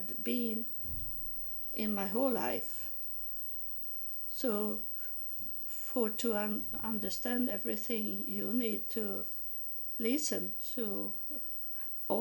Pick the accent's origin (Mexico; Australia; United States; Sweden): Sweden; I'm from Sweden